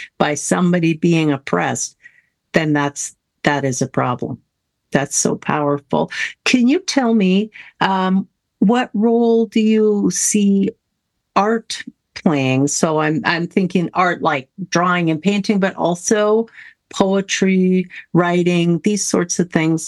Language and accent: English; Canada; As a Canadian